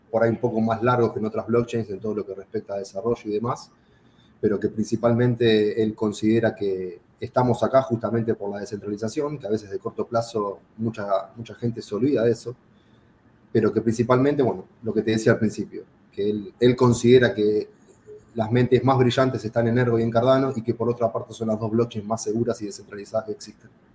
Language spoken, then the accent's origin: Spanish; Argentina; yo era, soy argentino